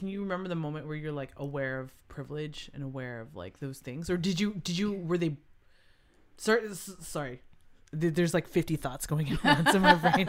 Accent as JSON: {"language": "English", "town": "Arcadia", "region": "California", "country": "United States", "tie": "born or raised there", "said": "I grew up in Arcadia"}